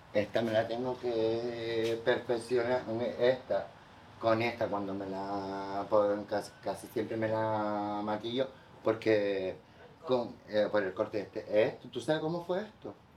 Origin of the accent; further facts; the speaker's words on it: Las Palmas de Gran Canaria, Canary Islands, Spain; also born or lived in Madrid; Yo, por ejemplo, nací y criado en Isleta, toda mi familia por parte de madre de allá.